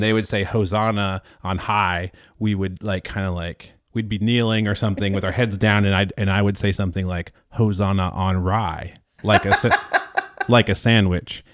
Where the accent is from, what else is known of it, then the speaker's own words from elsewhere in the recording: South Dakota, United States; I grew up in South Dakota